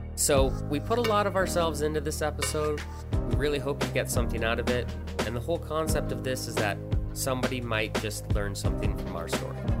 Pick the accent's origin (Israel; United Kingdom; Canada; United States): Canada; I'm Canadian